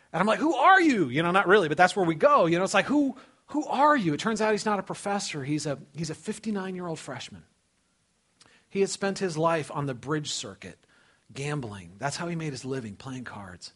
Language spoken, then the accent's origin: English; California, United States; moved away as an adult; also born or lived in Dubuque, Iowa; I was raised in California. I'd never been out of California, man.